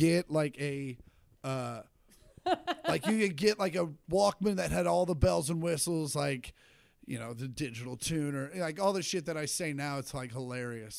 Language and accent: English; Shawnee, Kansas, United States; moved away; I grew up in Shawnee